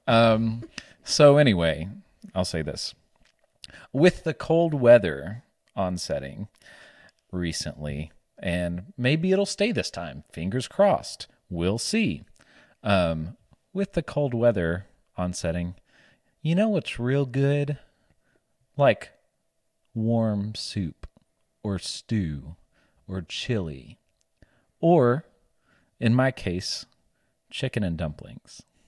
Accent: the South, United States; accent: Southern; my Southern accent

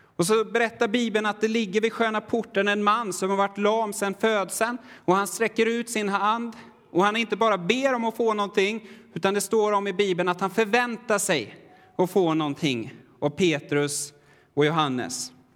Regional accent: Sweden; jag är väldigt svensk

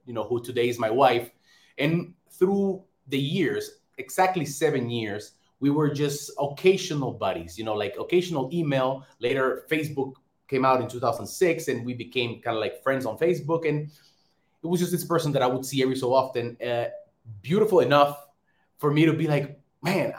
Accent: Dominican Republic; now in Warsaw, Poland; I'm from the Dominican Republic

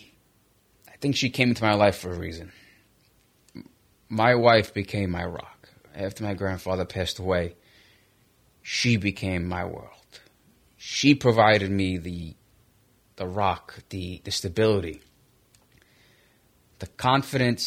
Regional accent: New York City, New York, United States; I was raised in Brooklyn on 59th Street

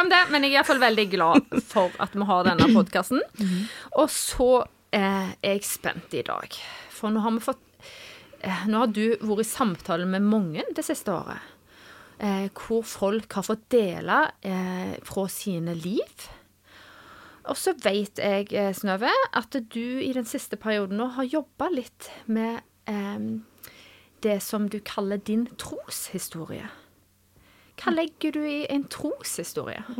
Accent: Vea, Norway; Jeg er eh, fra Vea

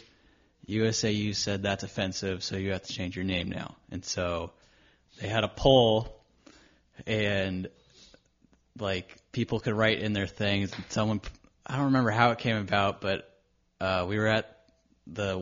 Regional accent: Lakewood, California, United States; I grew up in Lakewood, still in the same house that I grew up

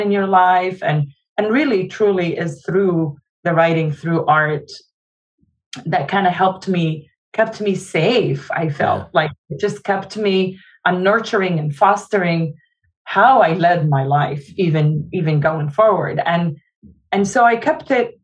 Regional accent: Jordan; now in United States; I was born in Jordan

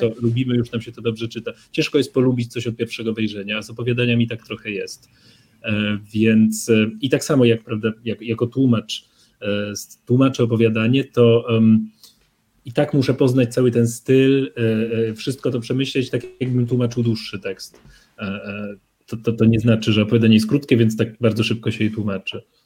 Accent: Poland; przyjechałem z Polski

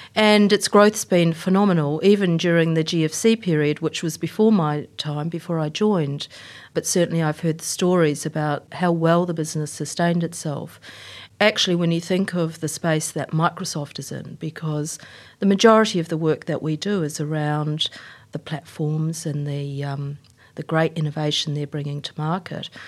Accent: New Zealand; also born or lived in Queensland, Australia; now in Australia; I'm a Kiwi

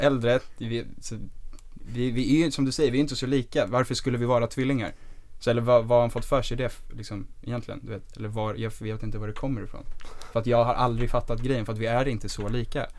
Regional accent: Stockholm, Stockholm County, Sweden; also born or lived in Dalarna; vi kom ju från Östberga eh, och vi gick i Sturebyskolan.

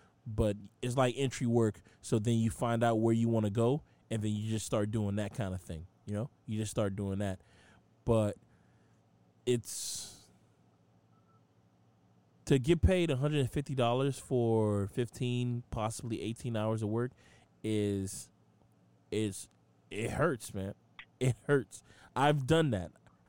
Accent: Boston, Massachusetts, United States; accent: Boston; My Boston fucking accent. I'm really from Boston, you guys.

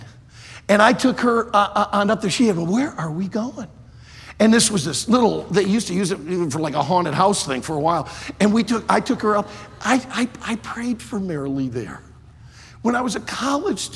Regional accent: South Carolina, United States; moved away; I come from South Carolina, and we got a lot more trees

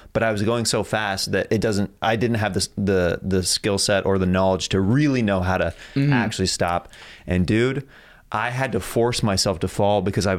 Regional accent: Kansas, United States; So dude, I'm from Kansas.

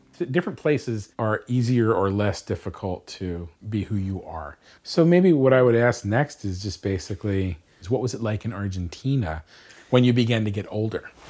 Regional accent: Bucks County, Pennsylvania, United States; Grew up in Bucks County, Pennsylvania.

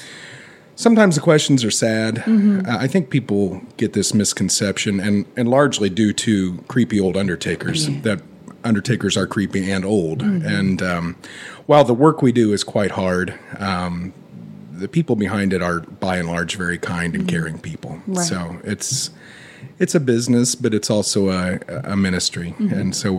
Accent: Frankfort, Indiana, United States; born or raised there

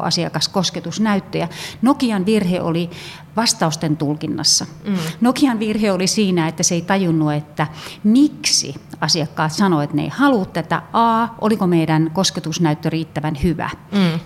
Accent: Finland; me ollaan, ollaan Suomesta, me ollaan suomalaisia.

